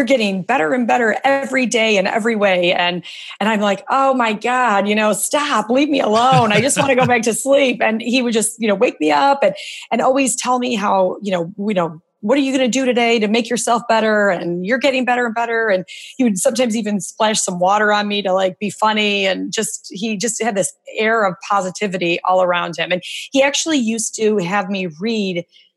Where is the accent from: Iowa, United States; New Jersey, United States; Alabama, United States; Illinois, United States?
Illinois, United States; a suburb of Chicago; I grew up in a suburb of Chicago, and both my parents are immigrants. They came here from Serbia